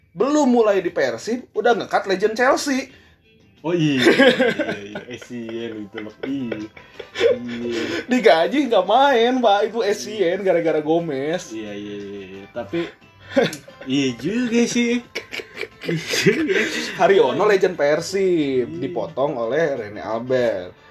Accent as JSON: {"language": "Indonesian", "town": "Bandung", "region": "West Java", "country": "Indonesia", "said": "Jadi kebetulan karena kita orang Bandung jadinya iya."}